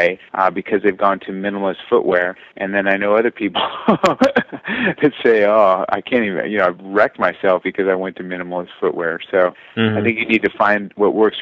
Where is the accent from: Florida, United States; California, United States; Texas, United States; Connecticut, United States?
California, United States; South Orange County, Southern; I grew up in Southern California, which is kind of nice. I was down there in South Orange County.